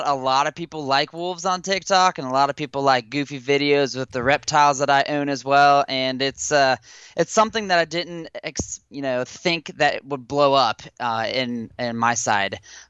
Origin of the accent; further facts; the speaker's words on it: Cincinnati, Ohio, United States; moved away as an adult; now in Louisville, United States; I am originally from Cincinnati, Ohio, kind of the tri-state area on the river there, and between Ohio, Indiana, and Kentucky. And I have moved to Louisville, Kentucky now, about a year and odd months ago.